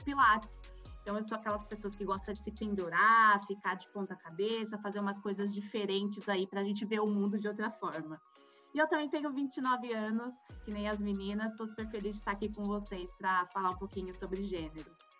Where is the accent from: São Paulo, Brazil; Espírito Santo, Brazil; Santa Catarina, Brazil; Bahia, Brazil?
São Paulo, Brazil; Campinas; also born or lived in Rio Grande do Sul; Eu sempre morei em Campinas, mas eu não nasci aqui, eu nasci no Rio Grande do Sul. Sou uma gaúcha meio fake, porque morei por muito pouco tempo lá